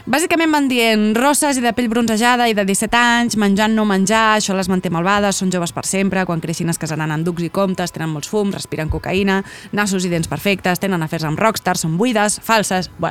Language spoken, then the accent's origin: Catalan; Vilassar de Dalt, Catalonia, Spain; del meu poble, de Vilassar de Dalt